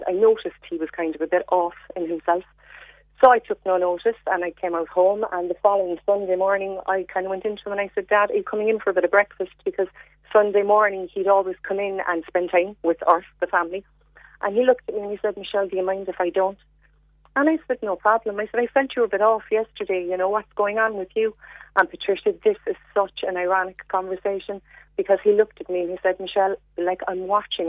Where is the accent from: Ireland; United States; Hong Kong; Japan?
Ireland; North Cork, Munster; we're from North Cork originally